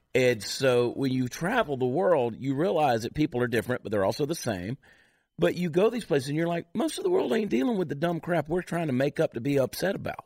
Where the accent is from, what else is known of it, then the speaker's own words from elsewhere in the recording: New Jersey, United States; I was born in New Jersey